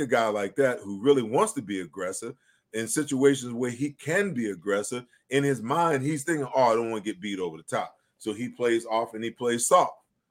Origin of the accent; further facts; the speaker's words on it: New York, United States; I grew up in New York